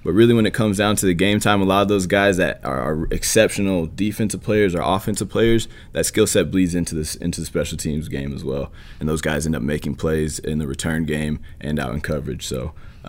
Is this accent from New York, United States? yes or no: yes; Buffalo, New York, United States; I was coming from Buffalo, though, so it was really not much of a difference in terms of the weather.